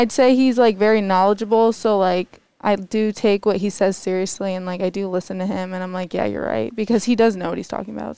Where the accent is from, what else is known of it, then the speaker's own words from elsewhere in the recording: Cheshire, Connecticut, United States; I'm from Cheshire High School.